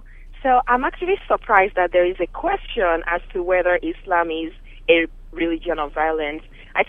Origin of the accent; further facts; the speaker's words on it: Nigeria; now in Plano, United States; So I'm from Nigeria